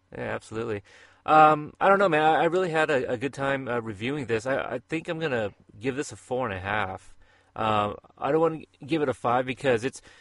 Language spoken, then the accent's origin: English; Portland, Oregon, United States; my hometown